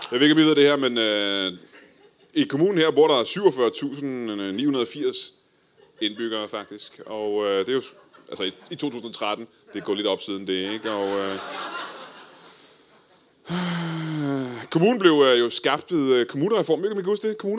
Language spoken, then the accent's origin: Danish; Tune, Zealand, Denmark; Jeg er fra Tune.